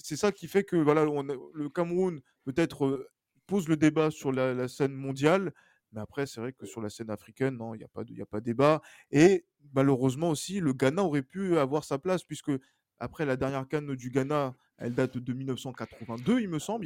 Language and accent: French; Togo; je suis togolais